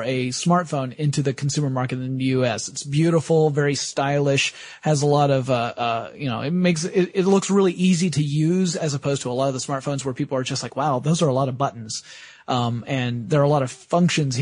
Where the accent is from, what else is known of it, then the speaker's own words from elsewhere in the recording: United States; as American citizens